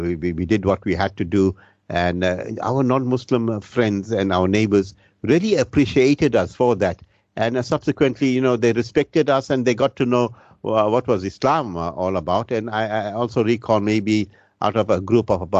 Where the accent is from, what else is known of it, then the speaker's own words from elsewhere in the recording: Isipingo, KwaZulu-Natal, South Africa; my hometown of Sapingo Beach